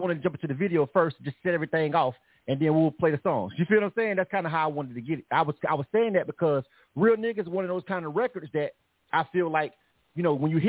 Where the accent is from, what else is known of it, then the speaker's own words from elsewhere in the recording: Panama City, Florida, United States; we both from Panama City, Florida